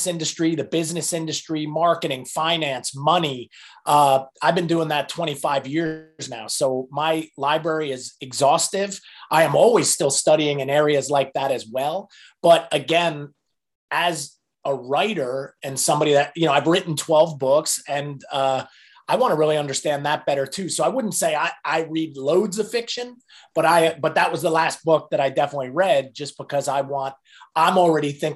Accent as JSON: {"language": "English", "region": "New Jersey", "country": "United States", "tie": "born or raised there", "also_born_or_lived": "South Carolina", "moved": "as an adult", "said": "I was born in New Jersey, grew up in New Jersey"}